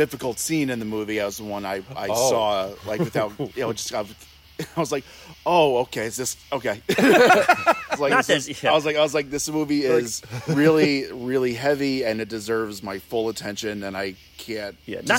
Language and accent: English; United States; As an American, it's kind of shameful in a way.